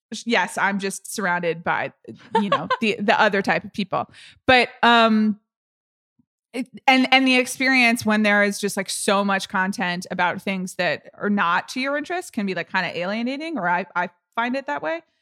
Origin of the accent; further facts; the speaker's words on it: United States; I'm an American